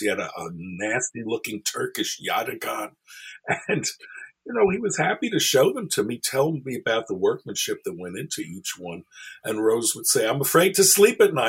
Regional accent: New York City, New York, United States; I'm a kid growing up in Brooklyn, New York

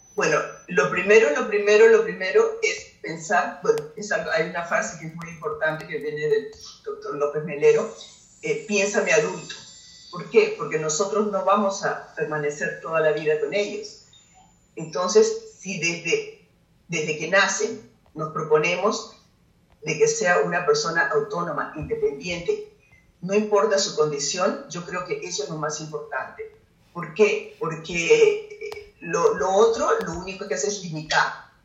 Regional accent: Peru; para nosotros como peruanos es un orgullo

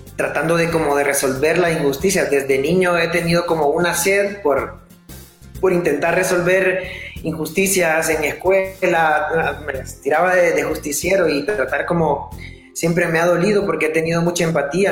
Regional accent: Honduras; moved away as an adult; yo me fui de Honduras, yo estuve como seis años fuera de Honduras. Entonces yo regresé a finales de 2014

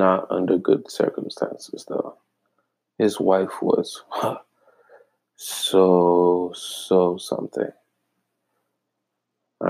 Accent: Ghana; moved away as an adult; now in Michigan, United States; I'm straight from Ghana. Ghana, West Africa.

